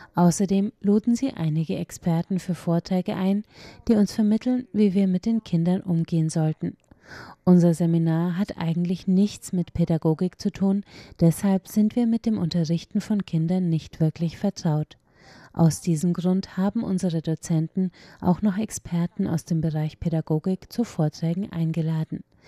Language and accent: German; Taichung, Taiwan; now in Hualien, Taiwan; Ursprünglich stamme ich aus Taichung und meine Universität befindet sich in Hualien